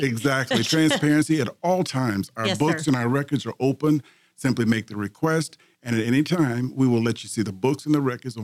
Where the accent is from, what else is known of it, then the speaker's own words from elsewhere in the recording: Tamina, Texas, United States; I grew up in the Tamina area, attended McCullough High School